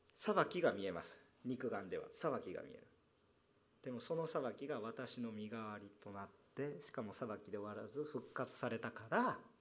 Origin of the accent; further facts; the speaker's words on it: Kansai, Japan; 関西人なんですね私は